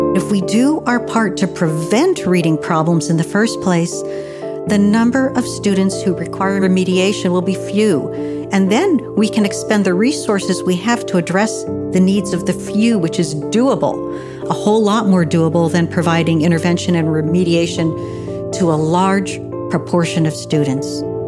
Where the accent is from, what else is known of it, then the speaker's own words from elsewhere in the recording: Pennsylvania, United States; in a large rural county in my home state of Pennsylvania